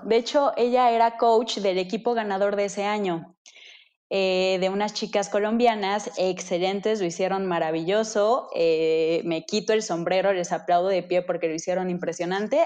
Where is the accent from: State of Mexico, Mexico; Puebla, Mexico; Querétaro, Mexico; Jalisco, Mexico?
State of Mexico, Mexico; Metepec; yo soy de Metepec. Eh, de Estado de México, Metepec, Estado de México